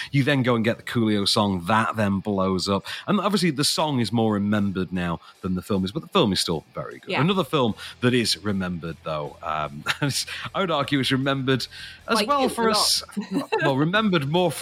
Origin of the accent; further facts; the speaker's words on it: Sheffield, Yorkshire and the Humber, United Kingdom; my hometown boy, Mr. Sean Bean